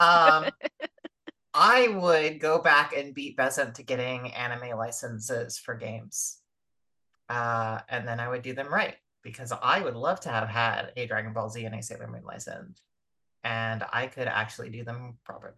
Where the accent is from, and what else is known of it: United States